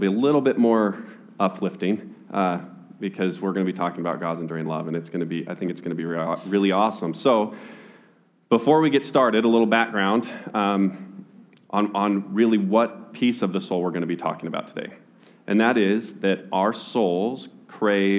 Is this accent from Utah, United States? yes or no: yes; Utah, United States; I was born and raised in Utah